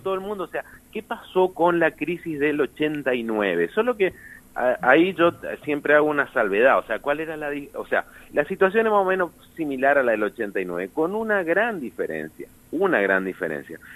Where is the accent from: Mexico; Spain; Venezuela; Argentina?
Argentina